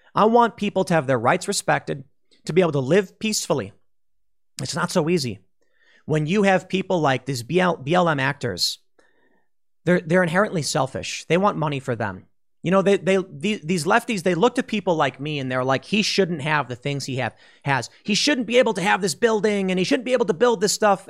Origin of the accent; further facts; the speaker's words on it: Chicago, Illinois, United States; Chicago, my hometown